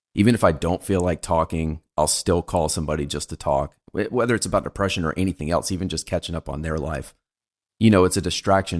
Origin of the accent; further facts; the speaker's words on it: United States; I was born in America